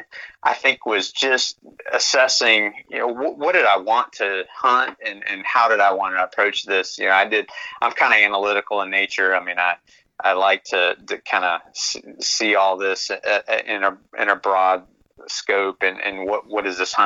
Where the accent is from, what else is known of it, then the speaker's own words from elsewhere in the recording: Central Florida, United States; moved away as an adult; now in Lexington, United States; I'm originally from Central Florida